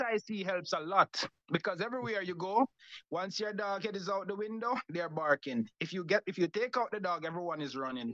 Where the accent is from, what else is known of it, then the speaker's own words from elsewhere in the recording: Montego Bay, Saint James, Jamaica; Grew up in Montego Bay, Jamaica. Started um, grew up in the con- born in the country, grew up in the country